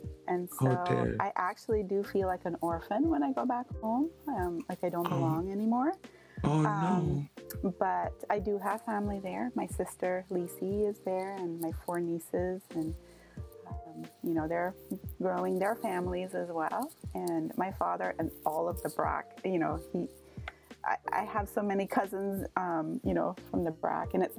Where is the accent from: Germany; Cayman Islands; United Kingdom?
Cayman Islands; West Bay; now in Indiana, United States; growing up in West Bay, driving along 7 Mile Beach, took that for granted.